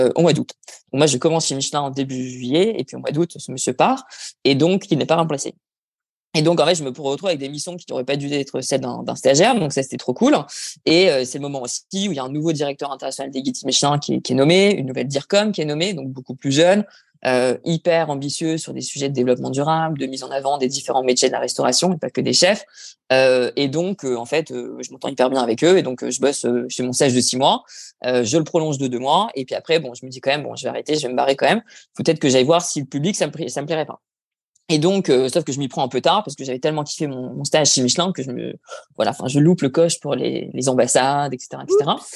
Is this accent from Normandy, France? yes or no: no; Dunkirk, Hauts-de-France, France; moved away as an adult; also born or lived in New Zealand / Paris; originaire du Nord. J'ai grandi dans les Flandres et j'ai fait mes études au lycée Angelier, évidemment, à Dunkerque